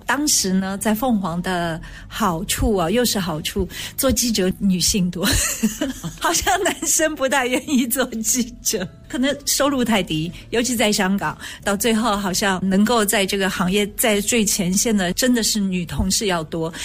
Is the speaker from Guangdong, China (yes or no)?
no; Shanghai, China; moved away; 我小时候是在上海长大的，所以那个时候能够看的电影好像都是跟战争有关，抗日战争